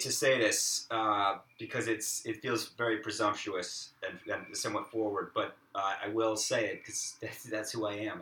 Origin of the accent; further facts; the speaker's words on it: Boston, Massachusetts, United States; the losers I grew up with in Boston